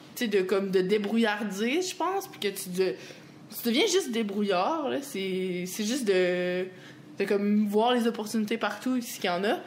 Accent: Quebec, Canada; accent: Québécois; je suis québécoise

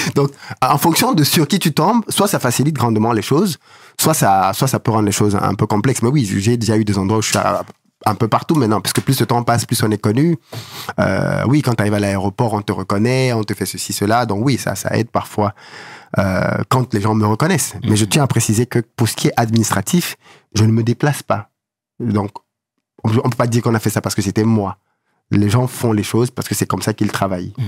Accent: Douala, Littoral, Cameroon; moved away; Je suis né, j'ai grandi à Douala

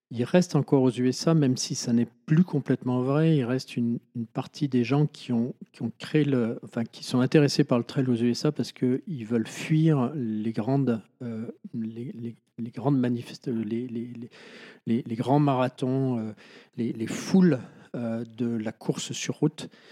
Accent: Chamonix, Auvergne-Rhône-Alpes, France; also born or lived in Bonneville; J'ai fait ma sixième ici à Chamonix et en fait, après, je suis parti au lycée de Bonneville, à 60 km d'ici.

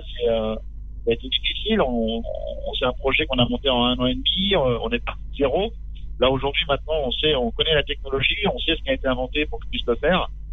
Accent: Châtellerault, Nouvelle-Aquitaine, France; Châtellerault, dans la Vienne. Je suis un pur produit euh, du Poitou.

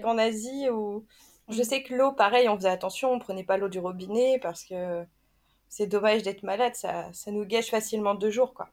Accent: France; chez nous en France

